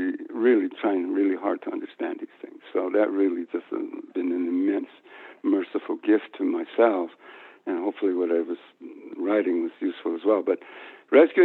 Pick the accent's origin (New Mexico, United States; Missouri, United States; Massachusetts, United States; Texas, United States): New Mexico, United States; moved away; also born or lived in Guatemala; I grew up in a town in New Mexico